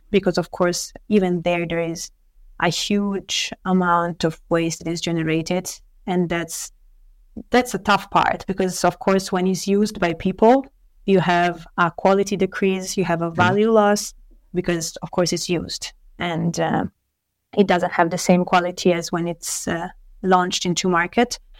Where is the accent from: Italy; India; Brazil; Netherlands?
Italy; moved away as an adult; also born or lived in Paris, France; I was born in Italy, and uh, I studied for the first years of my life in a university here in Italy